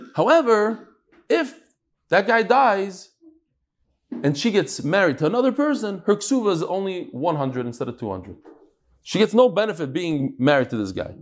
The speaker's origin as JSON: {"language": "English", "region": "New York", "country": "United States", "tie": "born or raised there", "said": "growing up in New York"}